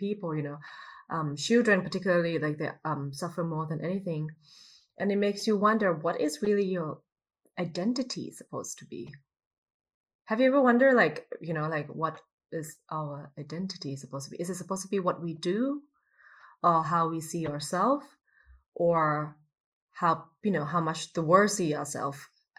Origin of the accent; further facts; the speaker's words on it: Thailand; also born or lived in United States; now in Berlin, Germany; I grew up in Thailand, but when I was in Thailand, I identify myself as a Thai person